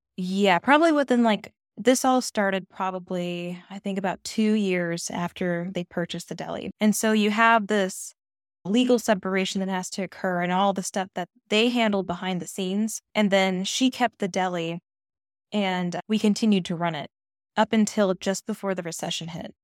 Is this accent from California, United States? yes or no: no; east of Seattle, Western Washington, United States; now in Maine, United States; I'm from Western Washington. That's where I was born and raised. East of Seattle